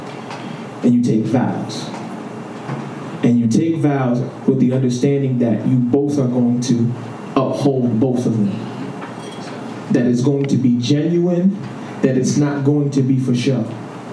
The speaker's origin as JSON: {"language": "English", "town": "New York City", "region": "New York", "country": "United States", "also_born_or_lived": "Rock Hill, South Carolina", "said": "I'm from Harlem"}